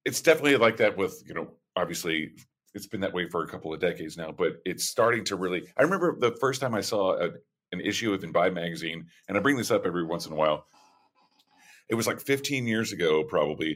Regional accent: Oklahoma, United States; moved away; I'm from Oklahoma

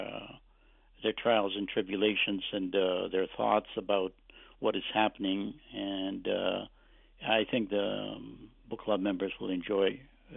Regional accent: Canada; English is a second language; since I was very young, when I came to Canada, I didn't speak any English

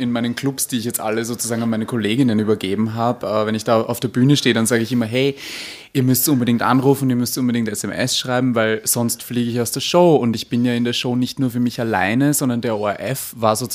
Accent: Vienna, Austria; accent: Viennese (Wienerisch)

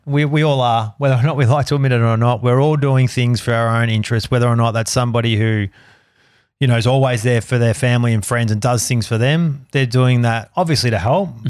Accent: Melbourne, Victoria, Australia; I was born in the Royal Women's Hospital

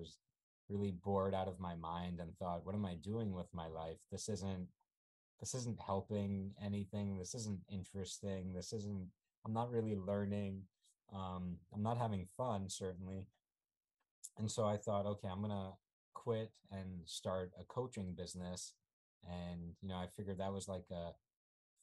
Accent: New York City, New York, United States; also born or lived in Ukraine / California; I grew up in New York City.

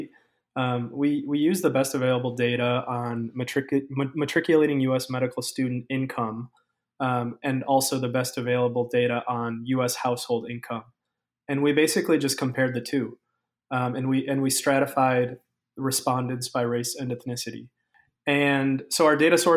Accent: Minnesota, United States; I was born and raised in Minnesota

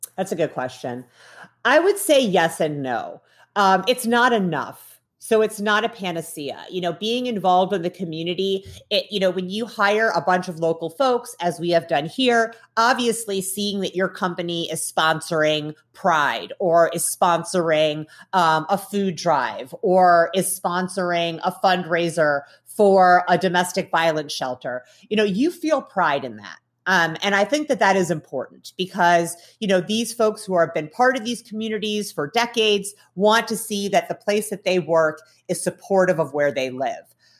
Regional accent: Midwest, United States; I grew up in the Midwest in the nineteen nineties

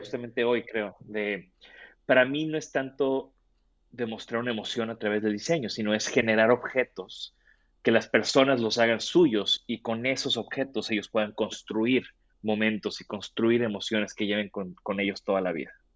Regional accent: Tampico, Tamaulipas, Mexico; yo soy de Tampico

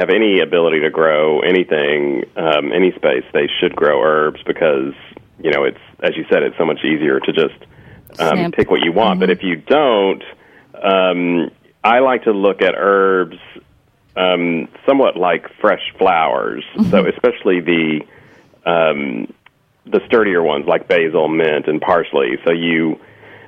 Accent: Texas, United States; I liked Tex-Mex flavors and Mexican food growing up in Texas

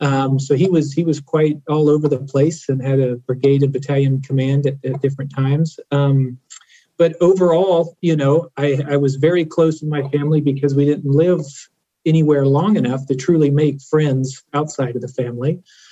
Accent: Germany; By the time I went to college, I actually moved about 18 times, grew up in Germany, and I've lived truly all over the place.

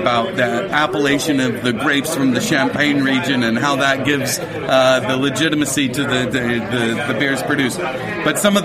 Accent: Oregon, United States; now in London, United Kingdom; I'm from Oregon

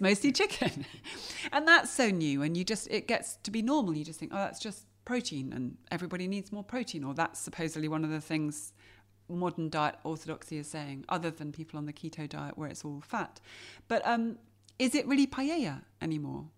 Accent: England, United Kingdom; I grew up in England, didn't grow up watching her on T V.

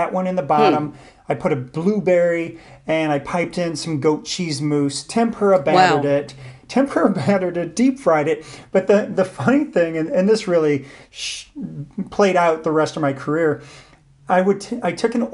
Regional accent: St. Louis, Missouri, United States; I'm born and raised in St. Louis

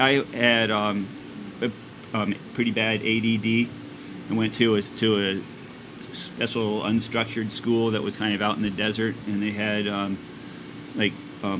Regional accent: Winnipeg, Manitoba, Canada; moved away; I grew up in Winnipeg, which is an urban city

